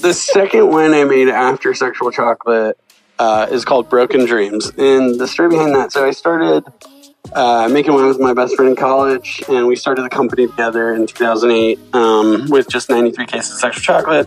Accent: San Luis Obispo, California, United States; I grew up in Central California. I grew up in San Luis Obispo

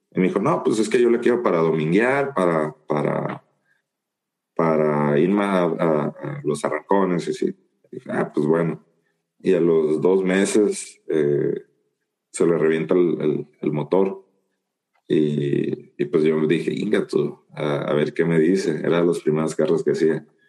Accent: Guasave, Sinaloa, Mexico; now in San Luis; yo soy de, de Guasave, Sinaloa, que queda a aproximadamente 1100, 1200 kilómetros de aquí, de, donde yo vivo, de San Luis

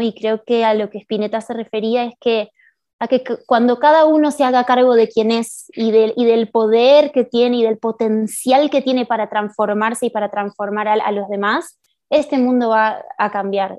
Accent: Buenos Aires, Argentina; moved away as an adult; now in Mexico City, Mexico; yo nací en Buenos Aires y vivo sí, acá en Ciudad de México hace cinco años

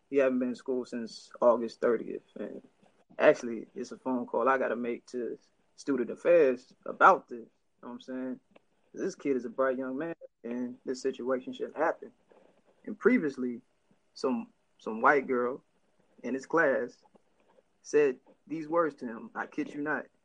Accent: Middletown, Ohio, United States; also born or lived in Oklahoma; I'm born and raised in uh, Middletown, Ohio. I was born in Middletown.

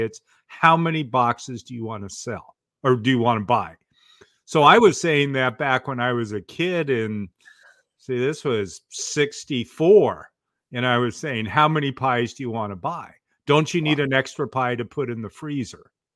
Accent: Portland, Oregon, United States; I grew up in Portland, Oregon

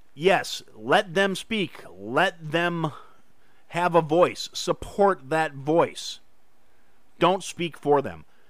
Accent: Kenosha, Wisconsin, United States; in Kenosha, my hometown.

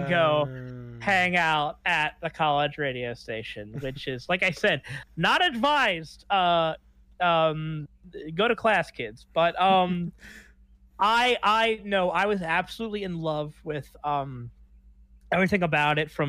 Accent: Baton Rouge, Louisiana, United States; moved away as an adult; now in Los Angeles, United States; my hometown of Baton Rouge, Louisiana

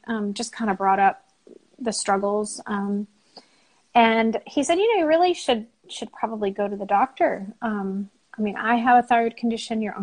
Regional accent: San Jose, California, United States; moved away as an adult; also born or lived in Seattle; now in North Carolina, United States; I lived in California most of my life. Bay Area, San Jose

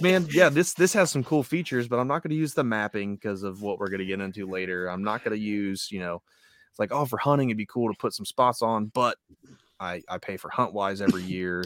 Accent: Ohio, United States; moved away as an adult; also born or lived in North Carolina; I was newly minted from Ohio in the Marine Corps.

